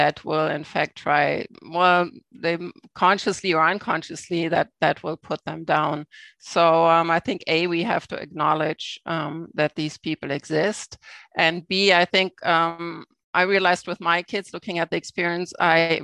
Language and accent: English; Germany; now in Canada; I grew up in Germany in a small town